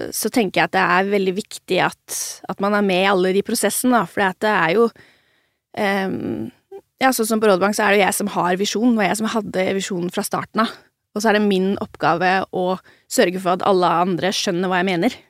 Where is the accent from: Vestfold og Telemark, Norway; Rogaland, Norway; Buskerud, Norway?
Vestfold og Telemark, Norway; Ulefoss; jeg har vokst opp i Ulefoss